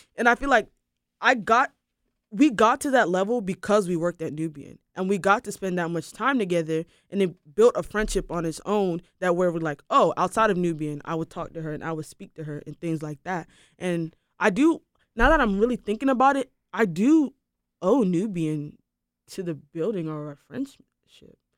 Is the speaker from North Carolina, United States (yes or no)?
yes; Durham, North Carolina, United States; I grew up in Durham